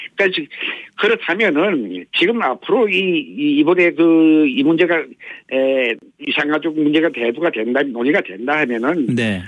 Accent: Hamhung, South Hamgyong, North Korea; now in South Korea; 고향은 함경남도 함흥입니다.

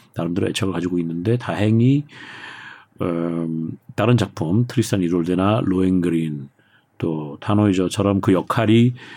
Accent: South Korea; moved away as an adult; also born or lived in Germany; 한국 사람으로서 외국 나가서 살고 사는 것 자체도

